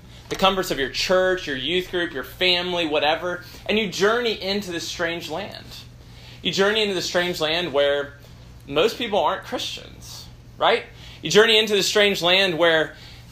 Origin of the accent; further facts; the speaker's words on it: Memphis, Tennessee, United States; moved away as an adult; I grew up in Memphis, Tennessee, and I was a high-achieving student